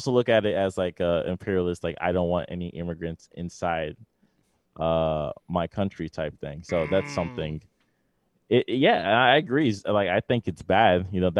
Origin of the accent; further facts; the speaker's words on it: New York, United States; I was born in New York